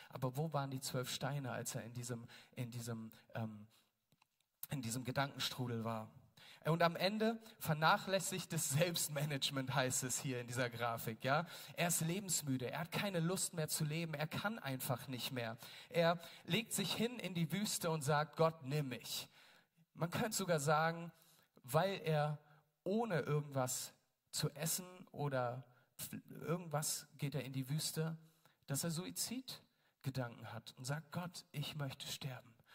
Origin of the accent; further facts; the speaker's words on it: Berlin, Germany; wir Berliner